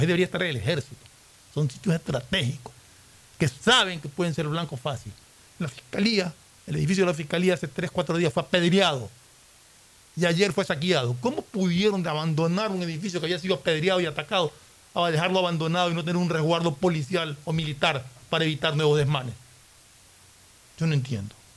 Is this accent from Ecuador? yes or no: yes; Ecuador; nosotros nos sentimos ecuatorianos.